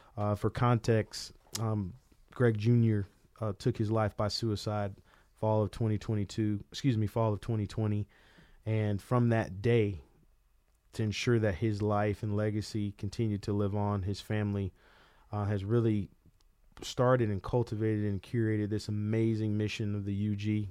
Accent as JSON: {"language": "English", "town": "Tallahassee", "region": "Florida", "country": "United States", "tie": "born or raised there"}